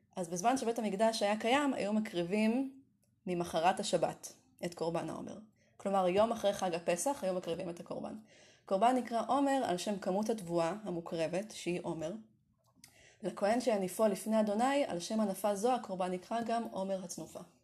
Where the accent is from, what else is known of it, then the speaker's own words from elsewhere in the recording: Kiryat Tiv'on, Northern District, Israel; ימי ילדותי בטבעון הרחוקה